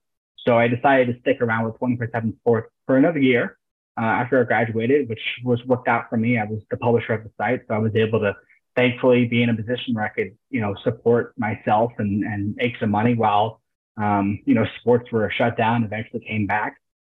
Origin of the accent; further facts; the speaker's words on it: Key West, Florida, United States; I'm from Key West, by the way, down in South Florida.